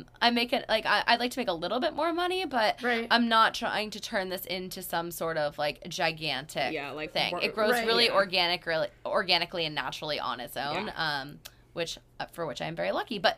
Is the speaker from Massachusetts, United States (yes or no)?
yes; Massachusetts, United States; I'm from Massachusetts.